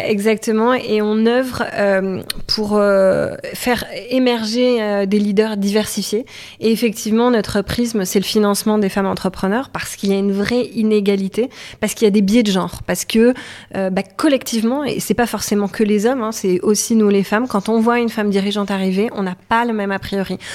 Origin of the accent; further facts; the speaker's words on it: Toulouse, Occitania, France; moved away as an adult; now in Paris, France; je suis toulousaine, je suis venue euh, sur Paris pour faire mes études, je suis jamais repartie